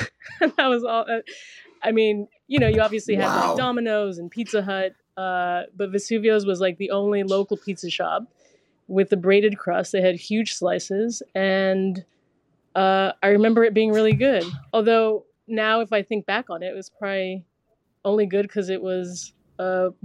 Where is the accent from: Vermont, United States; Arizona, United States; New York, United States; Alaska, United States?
Arizona, United States; Yeah, I mean, obviously, like, growing up in Arizona